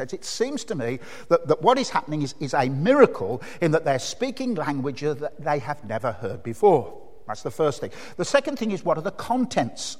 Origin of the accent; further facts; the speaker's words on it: Birmingham, West Midlands, United Kingdom; accent: Brummie; my accent, the Birmingham accent